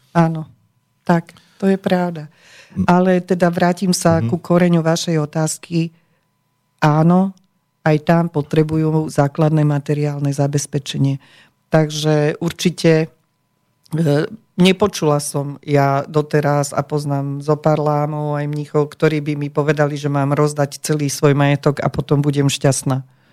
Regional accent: Slovakia; my sme sa narodili na Slovensku

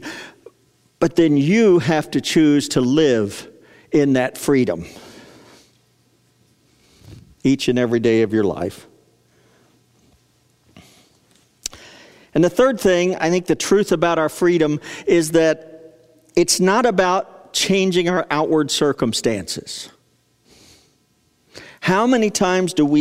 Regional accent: United States; an American

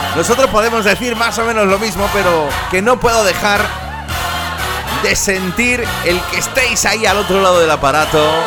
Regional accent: Andalusia, Spain; yo soy más andaluz que la peceta

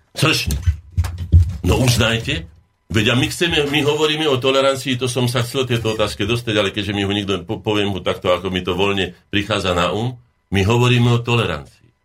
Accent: Slovakia

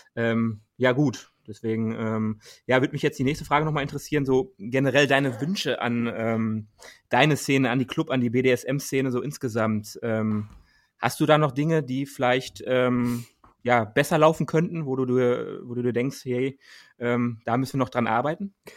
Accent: Dortmund, North Rhine-Westphalia, Germany; wir kommen ja aus Dortmund selber

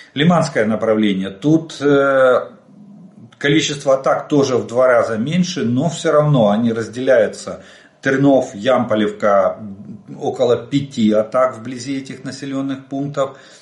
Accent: Ukraine; мы из Украины

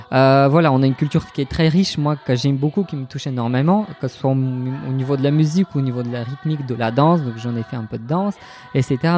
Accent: Bulgaria; French is a second language; moved away as an adult; also born or lived in Rennes, France; now in Brest, France; je n'ai jamais voulu quitter la Bulgarie.

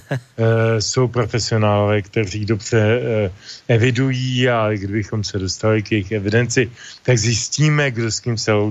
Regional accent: Bohemia, Czechia; U nás v Čechách

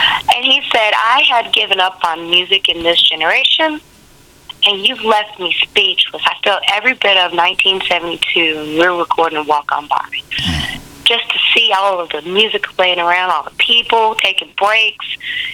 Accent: the South, United States; also born or lived in Memphis; now in Huntsville, United States; I'm from the South, so I'm a Baptist

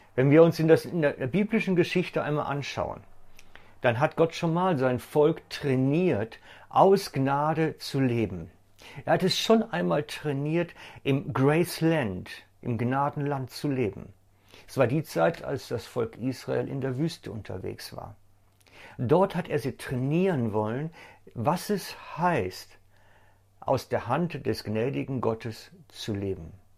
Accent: Germany; bei uns in Deutschland

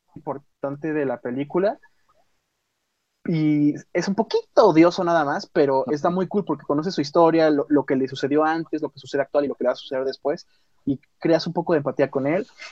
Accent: Mexico; nuestro México lindo y querido

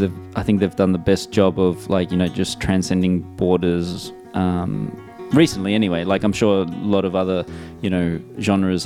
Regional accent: Melbourne, Victoria, Australia; I'm born and raised in Melbourne and I'm also based in Melbourne at the moment.

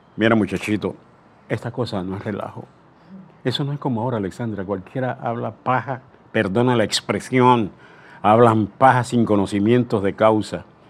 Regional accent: Aguadulce, Coclé, Panama; moved away; also born or lived in La Chorrera; nací en Agua Dulce, de Agua Dulce, un 15 de julio, imagínense, año 1935

